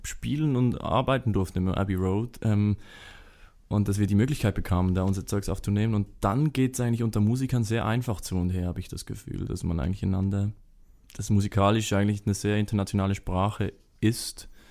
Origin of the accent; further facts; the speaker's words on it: Switzerland; wir als Schweizer, wo immer so aus dieser Hoch Hochburg der Heimat kommen